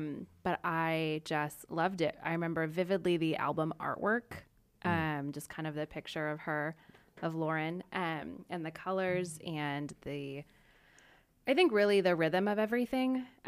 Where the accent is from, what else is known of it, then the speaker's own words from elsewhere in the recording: Estacada, Oregon, United States; Estacada, Oregon.